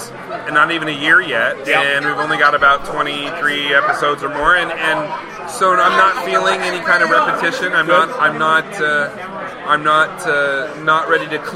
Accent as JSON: {"language": "English", "region": "Colorado", "country": "United States", "said": "I'm from Colorado."}